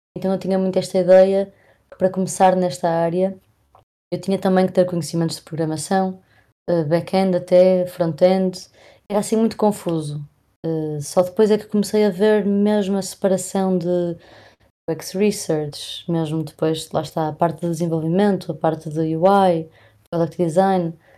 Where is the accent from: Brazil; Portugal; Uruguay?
Portugal; Porto, Norte; eu sou do Porto